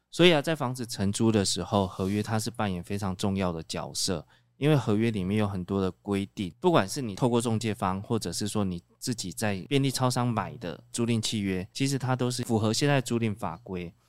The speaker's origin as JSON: {"language": "Chinese", "country": "Taiwan", "said": "我们台湾人就是比较传统"}